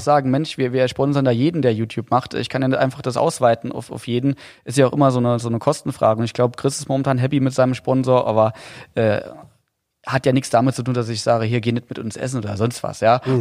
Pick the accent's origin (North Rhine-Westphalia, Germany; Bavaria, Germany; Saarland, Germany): Saarland, Germany; ich als Saarländer